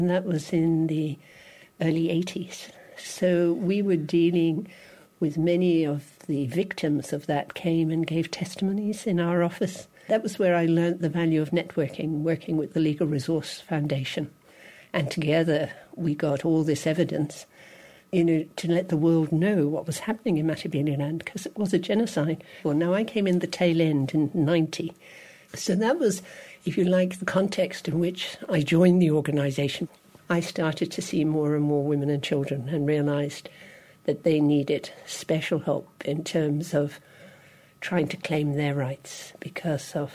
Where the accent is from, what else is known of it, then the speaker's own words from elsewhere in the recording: Dublin, Leinster, Ireland; moved away as an adult; also born or lived in England / Australia / Zimbabwe; I was born and reared in Dublin, but spent time in England